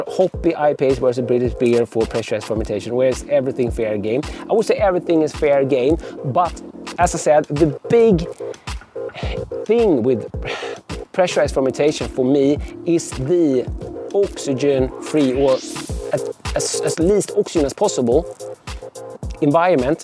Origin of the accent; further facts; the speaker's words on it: Sweden; coming from Sweden.